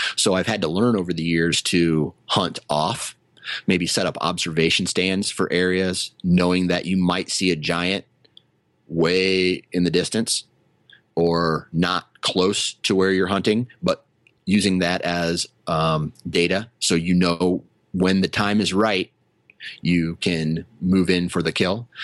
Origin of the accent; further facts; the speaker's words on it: Iowa, United States; I was born in Iowa and this is where I happen to live